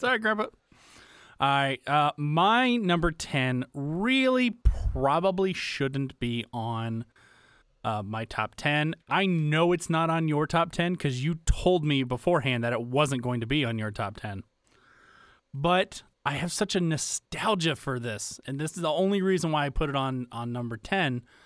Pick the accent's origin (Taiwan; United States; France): United States; the South; growing up in the South